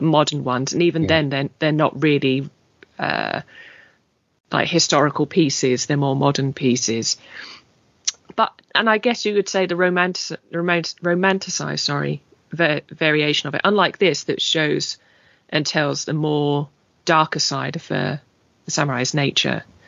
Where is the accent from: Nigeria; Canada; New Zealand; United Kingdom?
United Kingdom; English British, England; being English British, slightly more reserved and quiet, and that's it's almost bred into us